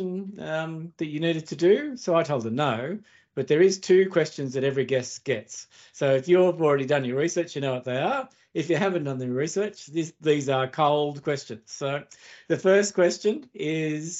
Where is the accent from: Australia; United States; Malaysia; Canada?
Australia; born or raised there